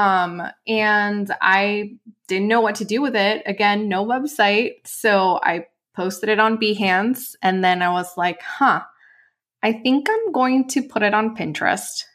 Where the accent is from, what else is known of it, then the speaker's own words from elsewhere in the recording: Mexico; moved away as an adult; also born or lived in Los Angeles; actually born and raised in Mexico.